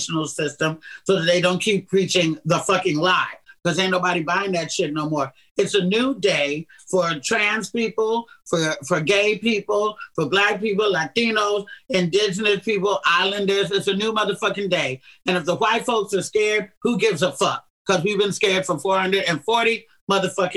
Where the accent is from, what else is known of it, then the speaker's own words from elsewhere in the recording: Oakland, California, United States; my hometown in Oakland, California